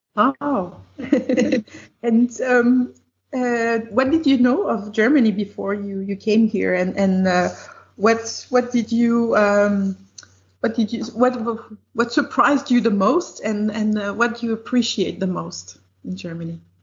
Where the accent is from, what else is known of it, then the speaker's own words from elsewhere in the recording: Quebec City, Quebec, Canada; I'm from Quebec City too